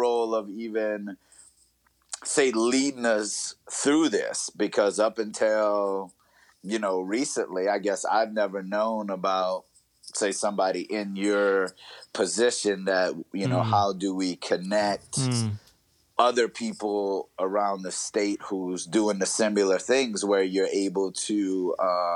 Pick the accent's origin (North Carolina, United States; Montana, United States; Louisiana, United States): Louisiana, United States; north of New Orleans; moved away as an adult; also born or lived in North Dakota; now in Twin Cities, Minnesota, United States; I grew up in Louisiana, right north of New Orleans